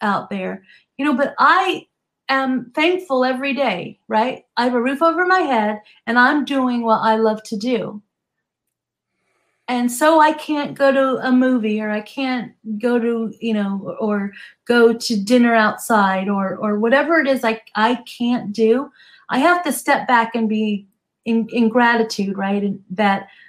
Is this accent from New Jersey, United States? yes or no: yes; New Jersey, United States; now in Southern California, United States; I grew up in New Jersey, so I understand cold.